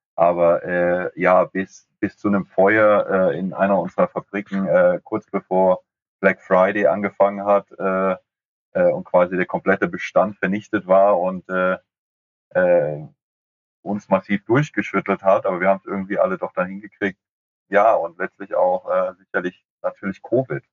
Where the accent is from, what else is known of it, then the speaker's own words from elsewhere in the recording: Frankfurt, Hesse, Germany; ich als Frankfurter